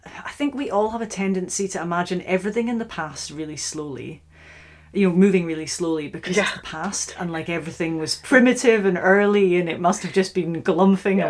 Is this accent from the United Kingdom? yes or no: yes; Scottish Highlands, Scotland, United Kingdom; now in Oxford, United Kingdom; I'm originally from the Scottish Highlands